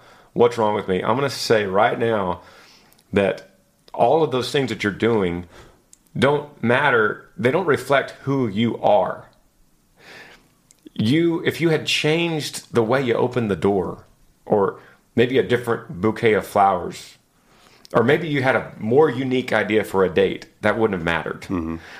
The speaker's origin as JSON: {"language": "English", "town": "Laramie", "region": "Wyoming", "country": "United States", "said": "I'm from Laramie, Wyoming. I'm 21 years old, a junior at the University of Wyoming, studying wildlife biology and management."}